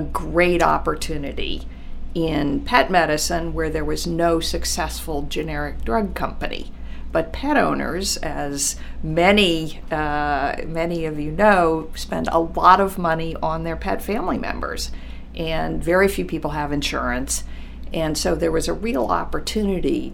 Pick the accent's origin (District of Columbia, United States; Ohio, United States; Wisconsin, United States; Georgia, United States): District of Columbia, United States; Washington; I'm from Washington, D.C., and I come from a family of writers, editors.